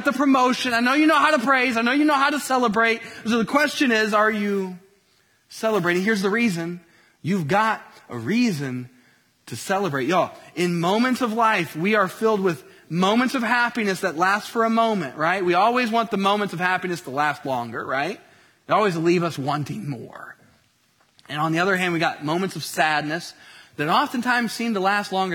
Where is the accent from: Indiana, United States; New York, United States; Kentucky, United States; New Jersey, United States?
Indiana, United States; Colts country; moved away; I grew up in the Peyton Manning era in Colts country.